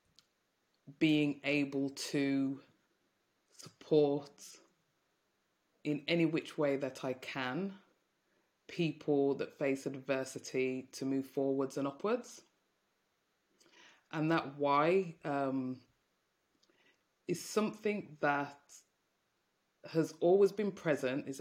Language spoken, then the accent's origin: English; Birmingham, West Midlands, United Kingdom; you can probably tell from my accent, I'm from Birmingham, and I grew up in a Jamaican household